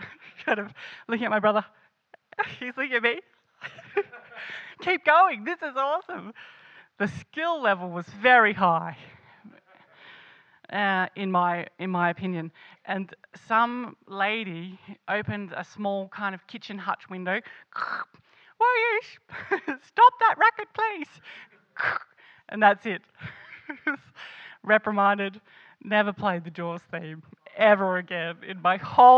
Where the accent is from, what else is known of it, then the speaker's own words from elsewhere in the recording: Sydney, New South Wales, Australia; moved away; also born or lived in Canberra; I grew up mostly in Sydney, and then I moved to Canberra